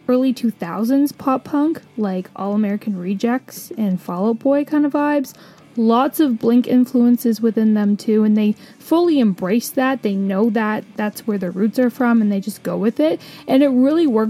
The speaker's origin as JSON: {"language": "English", "country": "Canada", "said": "I'm a Canadian"}